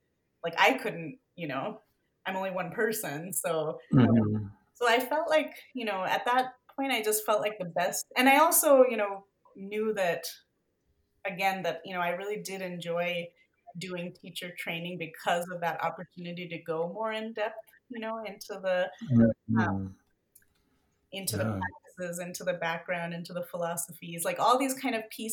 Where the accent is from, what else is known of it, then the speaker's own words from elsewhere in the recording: a suburb of Denver, Colorado, United States; moved away as an adult; also born or lived in California / Bay Area; now in Denver, United States; I grew up in a suburb, you know, of Denver